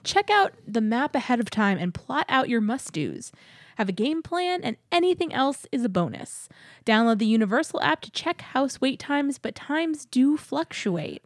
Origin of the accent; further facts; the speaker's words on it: Texas, United States; growing up in Texas